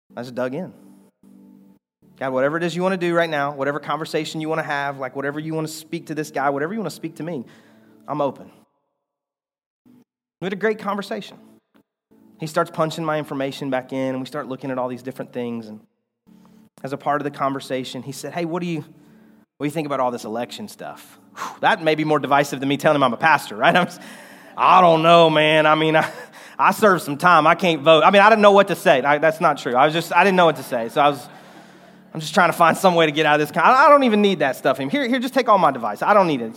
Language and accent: English; United States; I have a sense of pride about being an American